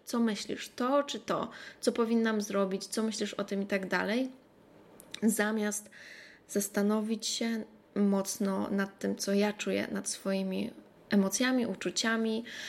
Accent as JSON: {"language": "Polish", "country": "Poland", "moved": "yes", "said": "kiedy ja wracam do Polski, do moich starych przyjaciół"}